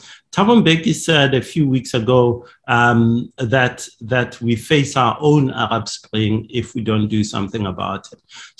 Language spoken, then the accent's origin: English; Hammanskraal, Gauteng, South Africa; I'm from Hammanskraal, where he comes from.